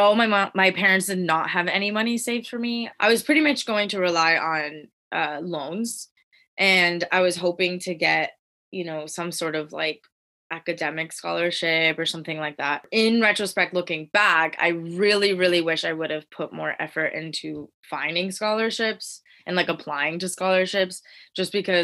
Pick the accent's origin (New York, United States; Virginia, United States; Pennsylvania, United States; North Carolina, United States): Pennsylvania, United States; moved away as an adult; I'm originally from Pennsylvania